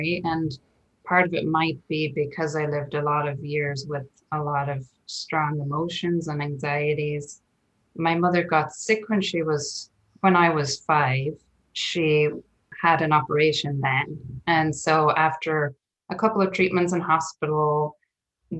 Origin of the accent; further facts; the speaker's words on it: Ireland; moved away as an adult; now in Portland, United States; very traditional to my growing up in Ireland